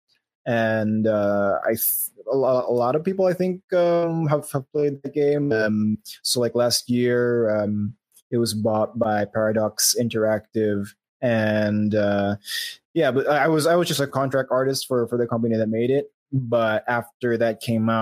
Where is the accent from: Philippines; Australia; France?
Philippines; I'm from the Philippines